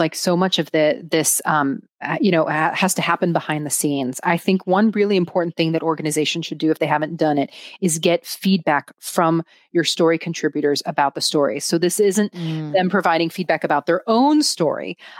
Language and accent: English; United States; And so, so I'm Greek. I grew up in the United States. I've also lived in other countries throughout my life.